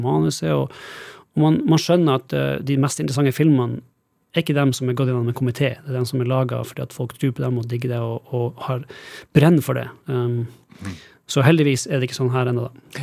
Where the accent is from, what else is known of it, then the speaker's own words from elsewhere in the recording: Alta, Finnmark, Norway; moved away as an adult; now in Los Angeles, United States; jeg vokste opp i Norge og Alta